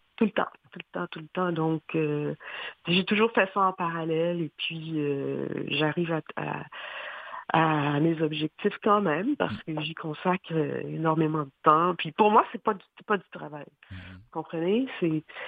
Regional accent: Haiti; now in Montreal, Canada; j'ai grandi j'ai passé vraiment euh, toute mon enfance en Haïti.

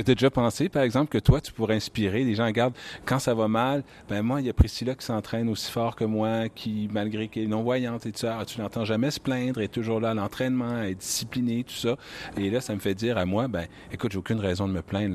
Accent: Quebec City, Quebec, Canada; la ville de Québec également, qui est ma ville natale

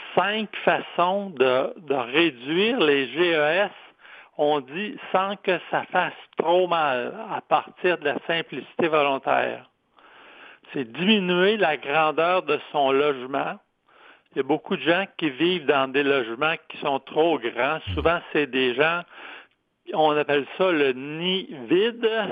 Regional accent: Quebec City, Quebec, Canada; je suis de Québec

